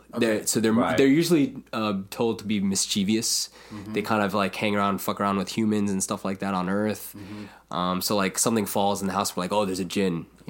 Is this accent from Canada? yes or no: no; India; You know, being Indian, there's always some... folk mythology.